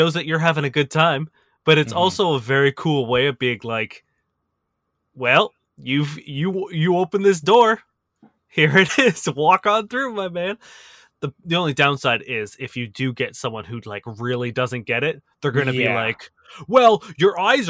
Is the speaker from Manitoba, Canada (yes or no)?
no; Toronto, Ontario, Canada; Oh, I'm from Toronto.